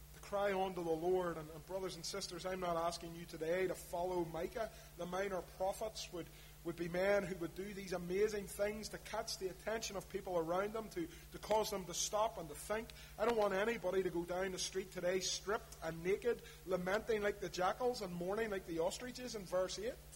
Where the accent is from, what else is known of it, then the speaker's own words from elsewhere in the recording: Belfast, Northern Ireland, United Kingdom; when I was growing up in East Belfast